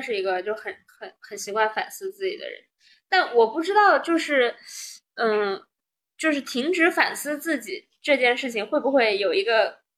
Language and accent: Chinese; China; also born or lived in United States; 我们中国人